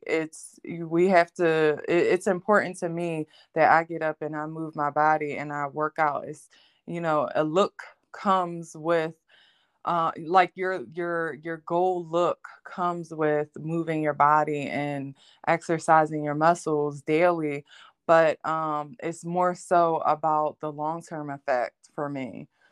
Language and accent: English; Philadelphia, Pennsylvania, United States; I'm from Philadelphia, um, Pennsylvania